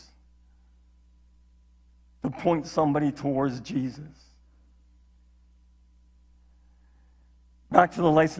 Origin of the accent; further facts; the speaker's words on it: Saskatchewan, Canada; moved away; as a kid growing up in Saskatchewan